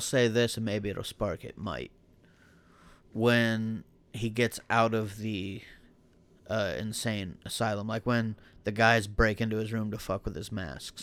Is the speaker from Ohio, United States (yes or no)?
yes; Buckeye Lake, Ohio, United States; accent: hick; I'm from Buckeye Lake